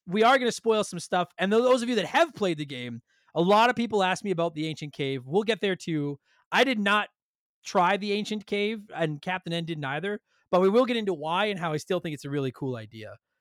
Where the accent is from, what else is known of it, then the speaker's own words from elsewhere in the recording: Canada; we're Canadian